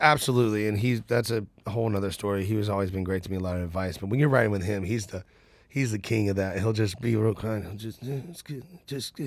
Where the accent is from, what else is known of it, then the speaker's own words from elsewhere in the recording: Nashville, Tennessee, United States; I'm from Nashville, and, and my other family's from Birmingham